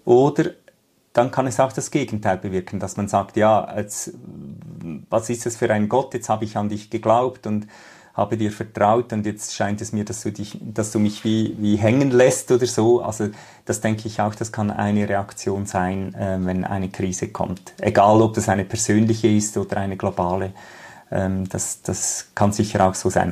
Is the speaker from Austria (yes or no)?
no; Switzerland; bei uns in der Schweiz